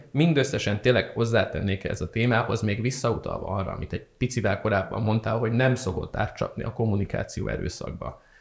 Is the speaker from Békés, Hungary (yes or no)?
no; Szeged, Csongrád-Csanád, Hungary; moved away as an adult; now in Budapest, Hungary; mint szegedi